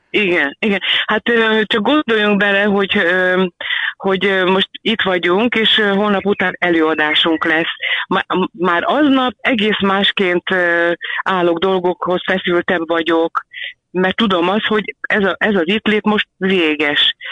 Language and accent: Hungarian; Balassagyarmat, Nógrád, Hungary; now in Budapest, Hungary; nálunk Valasi Gyarmatonon egy ilyen, ilyen védőhálóban éltünk mindannyian anyu égkörében. Sportoltam, közlekedni lehetett gyalog vagy biciklivel